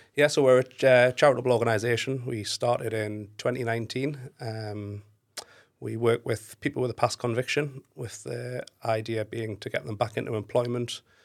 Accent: Newcastle upon Tyne, North East England, United Kingdom; I'm actually from Newcastle, so northeast

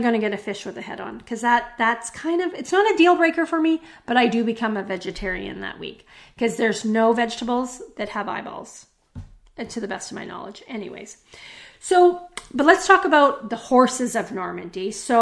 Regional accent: Western Canada, Canada; growing up in Canada, in Western Canada, we don't speak as much French.

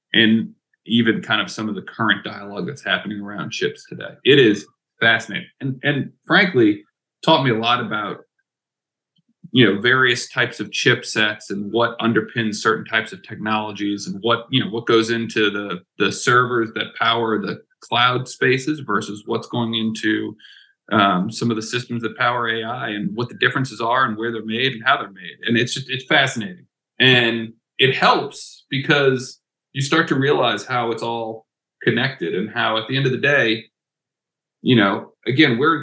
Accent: New Orleans, Louisiana, United States; I am from New Orleans, Louisiana

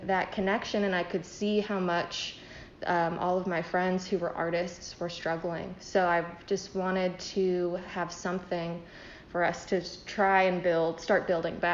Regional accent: Jacksonville, Florida, United States; moved away as an adult; now in Southwest Virginia, United States; I'm originally from Jacksonville, Florida

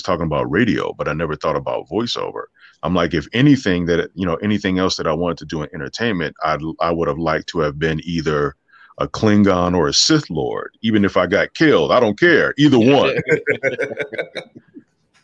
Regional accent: Las Vegas, Nevada, United States; now in Los Angeles, United States; I'm originally from Vegas

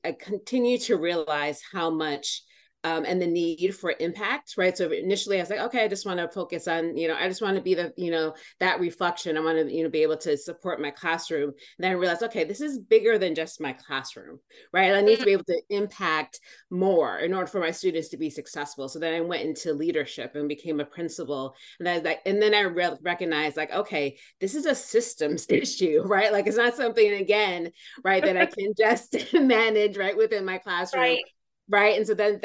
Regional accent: Wisconsin, United States; I was born and raised in Wisconsin

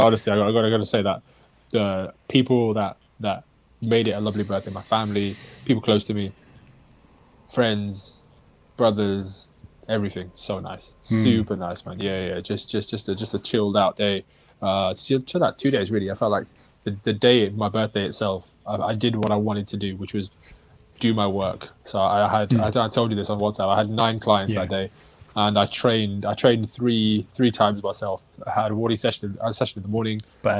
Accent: Brixton, London, United Kingdom; I'm from Brixton.

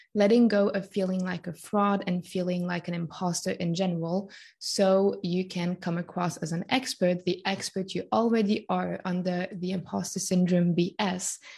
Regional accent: Switzerland; born and raised in Switzerland

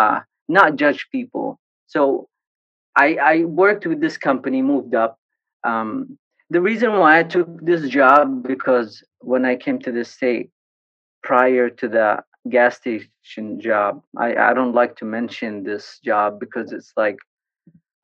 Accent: Sana'a, Amanat Al Asimah, Yemen; moved away as an adult; also born or lived in Taiz, Yemen; now in United States; Born and raised in Yemen, in Sana'a. I was born in Taiz, actually, but I was raised in Sana'a all my life.

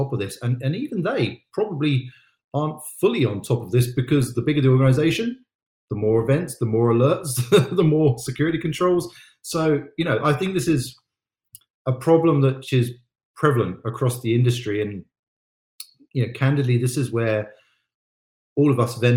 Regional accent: United Kingdom; I'm British

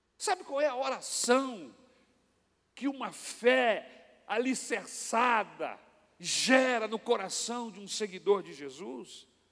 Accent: Brazil; nós brasileiros

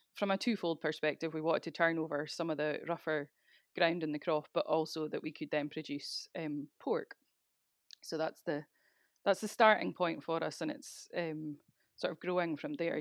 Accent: Speyside, Scotland, United Kingdom; moved away as an adult; now in South Uist, United Kingdom; I'm originally from Speyside, eh, but moved across to South U S full time, um, at the start of twenty

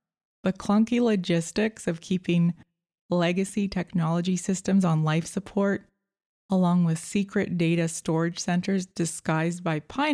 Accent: Canada; As a Canadian

